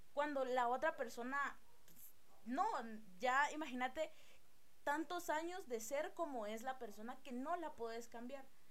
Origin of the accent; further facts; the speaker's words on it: Guatemala; tenemos nosotros como, como guatemaltecos